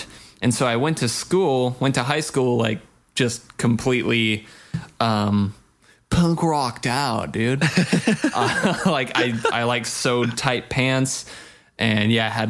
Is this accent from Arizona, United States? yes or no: no; Big Bear, California, United States; also born or lived in Apple Valley; I grew up in Big Bear and moved from Big Bear to Apple Valley when I started ninth grade